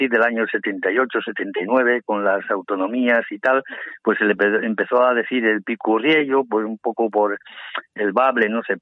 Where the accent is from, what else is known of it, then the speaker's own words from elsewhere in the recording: Asturias, Spain; also born or lived in Aragón; estoy aquí en Asturias, en, mi tierra, eh, en, mi, en mi primera tierra, porque la segunda ya sabes que es Aragón, que estuve toda mi vida por ahí.